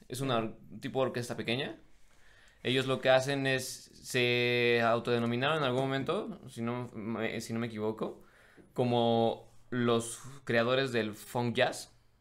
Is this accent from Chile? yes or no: no; Mexico; no estoy en mi país